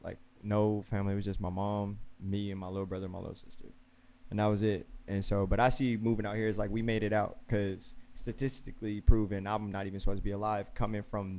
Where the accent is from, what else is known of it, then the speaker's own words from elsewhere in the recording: Chicago, Illinois, United States; moved away; I'm actually from the city. I'm a city boy. I'm a what some people would call Project Baby. I'm from Cabrini Green.